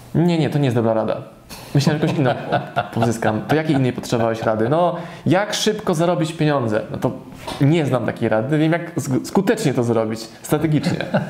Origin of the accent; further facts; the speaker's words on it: Poland; moved away; w mojej rodzinnej miejscowości